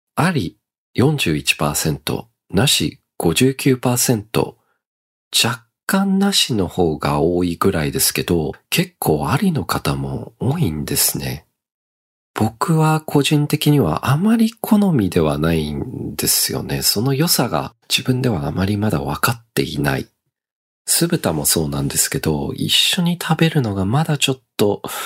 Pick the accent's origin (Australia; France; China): Australia; now in Japan; オーストラリア育ちの僕